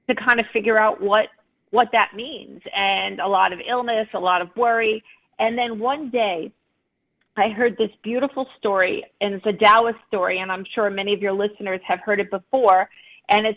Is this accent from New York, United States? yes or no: yes; Long Island, New York, United States; I grew up on Long Island, I grew up in the United States